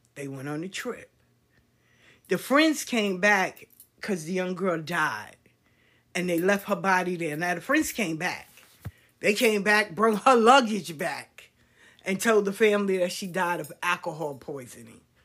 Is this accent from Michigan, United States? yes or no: no; New York City, New York, United States; We grew up in South Jamaica. We went to Andrew Jackson High School